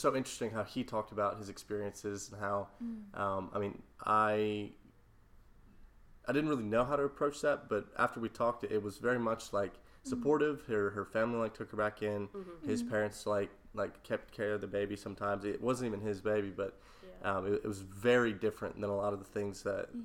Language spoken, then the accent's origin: English; Valdosta, Georgia, United States; I'm from Valdosta, which is down in South Georgia